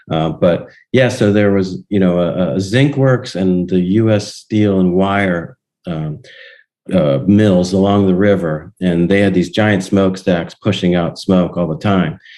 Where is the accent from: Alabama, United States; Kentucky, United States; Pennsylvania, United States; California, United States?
Pennsylvania, United States; Donora; i went back to my hometown and uh, 2018.